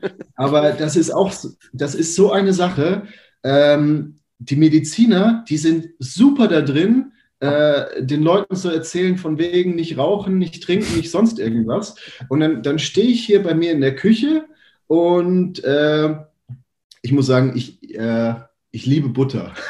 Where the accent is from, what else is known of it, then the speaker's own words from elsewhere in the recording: Germany; bei uns in Deutschland